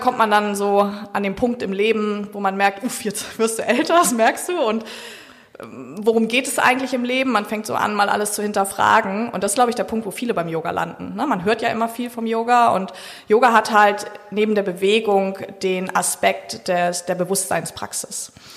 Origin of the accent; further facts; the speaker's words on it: Hamburg, Germany; moved away as an adult; now in Sylt, Germany; ich bin gebürtig aus Hamburg